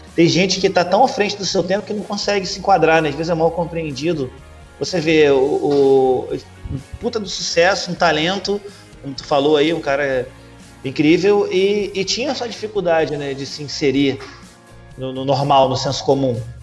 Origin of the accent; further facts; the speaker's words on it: Rio de Janeiro, Brazil; aqui do Rio, então, cara, pô, a minha infância foi ouvindo, foi ouvindo esses caras